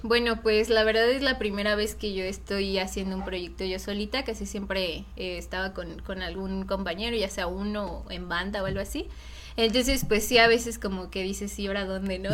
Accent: Mexico; nos identifica a nosotros, ¿no? Como mexicanos

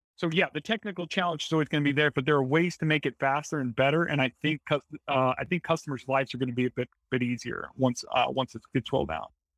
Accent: Springfield, United States; also born or lived in Bentonville; I'm from Springfield

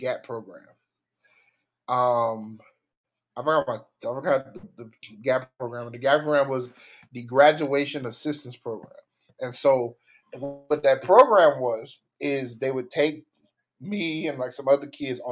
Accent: Port Arthur, Texas, United States; I'm from Port Arthur, Texas, right? I'm from Texas

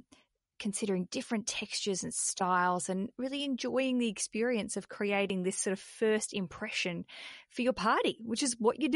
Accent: Australia; accent: Australian; Terrible accent, the Revelry and Heart, as I'm saying it, my Australian accent, Revelry and Heart.

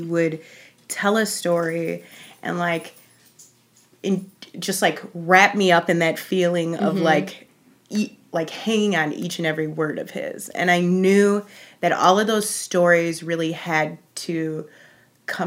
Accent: Chicago, Illinois, United States; I grew up in Roscoe Village

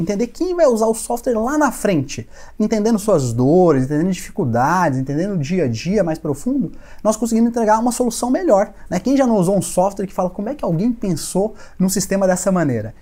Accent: Minas Gerais, Brazil; sou mineiro

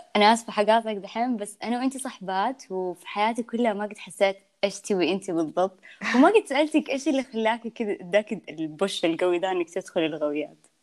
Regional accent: Yanbu, Medina Province, Saudi Arabia; born or raised there; moved away as an adult; now in Jeddah, Saudi Arabia

